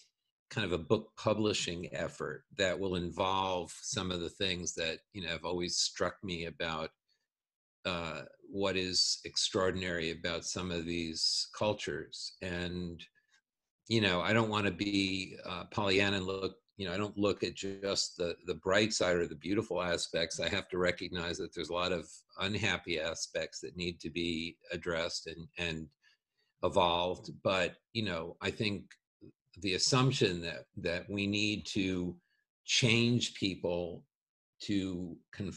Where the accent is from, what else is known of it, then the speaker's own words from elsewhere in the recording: Long Island, New York, United States; where I grew up in Long Island